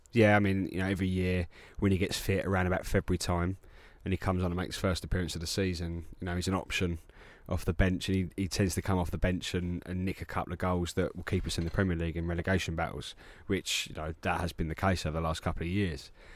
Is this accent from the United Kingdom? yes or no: yes; England, United Kingdom; being English